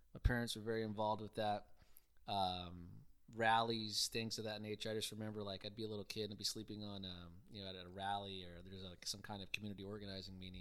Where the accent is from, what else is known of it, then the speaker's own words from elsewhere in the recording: Houston, Texas, United States; moved away as an adult; also born or lived in College Station, Texas; born and raised in Houston, uh, from the Southwest part in Richmond, Rosenberg